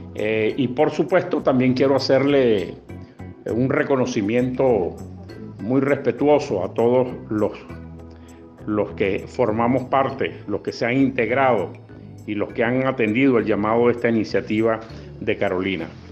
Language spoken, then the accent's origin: Spanish; Zulia, Venezuela; now in Buenos Aires, Argentina; Soy periodista venezolano, zuliano, guayú